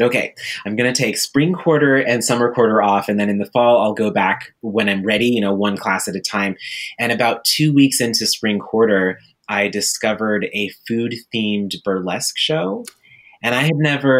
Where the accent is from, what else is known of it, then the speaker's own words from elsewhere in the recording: Juneau, Alaska, United States; moved away; I grew up in Juneau, Alaska